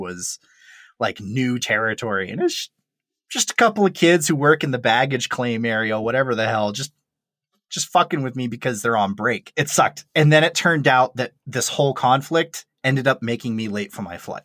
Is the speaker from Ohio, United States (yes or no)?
no; Maine, United States; moved away as an adult; also born or lived in Colorado; I'm a kid from Maine